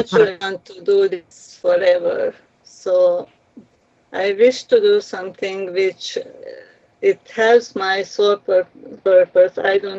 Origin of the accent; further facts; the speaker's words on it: Romania; now in Laval, Canada; refugees, as immigrants. We came here from Romania.